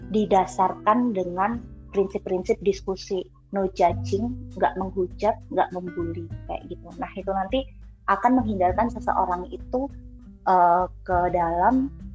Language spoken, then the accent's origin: Indonesian; Surakarta, Central Java, Indonesia; di kampungku aja yang udah di pasar Kliwon notabene uh, Solo